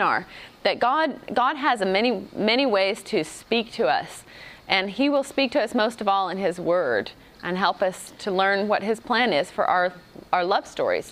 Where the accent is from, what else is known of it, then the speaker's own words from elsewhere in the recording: United States; my husband is from Africa, and I grew up in America